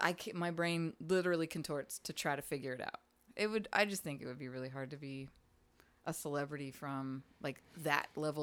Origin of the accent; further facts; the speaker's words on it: Pittsburgh, Pennsylvania, United States; Because I'm from the North.